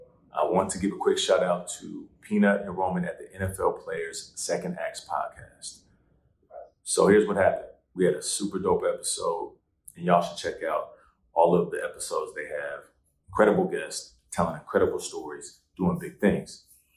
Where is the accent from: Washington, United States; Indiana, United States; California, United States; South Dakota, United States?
Washington, United States; Seattle; now in New York, United States; And you can see New York as the backdrop, right? But I'm from Seattle. I feel right at home when it rains.